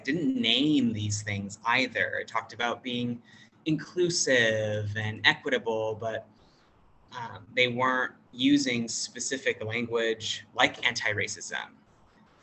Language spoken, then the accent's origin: English; United States; moved away as an adult; now in Thailand; English speaker, American.